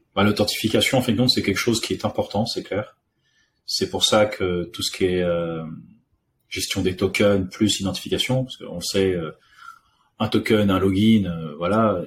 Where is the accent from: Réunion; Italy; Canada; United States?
Réunion; also born or lived in Paris; now in France; je suis né en France, mais j'ai grandi à l'île de la Réunion